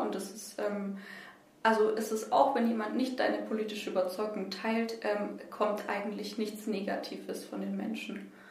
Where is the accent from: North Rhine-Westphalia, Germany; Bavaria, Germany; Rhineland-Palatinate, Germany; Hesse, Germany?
Bavaria, Germany; Nuremberg; Ich komme ähm, aus Boxdorf, aus dem Knoblauchsland, ähm, wohne da eigentlich schon immer